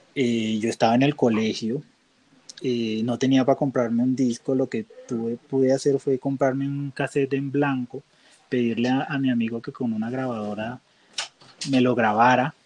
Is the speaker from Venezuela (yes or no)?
no; Barranquilla, Atlántico, Colombia; accent: costeño